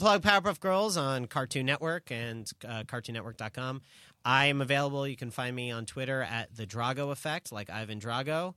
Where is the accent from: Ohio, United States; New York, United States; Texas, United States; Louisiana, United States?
New York, United States; as a New Yorker